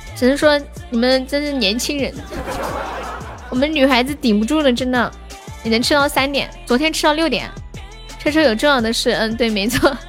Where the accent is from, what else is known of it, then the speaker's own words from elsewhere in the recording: Nanchong, Sichuan, China; 我是四川南充的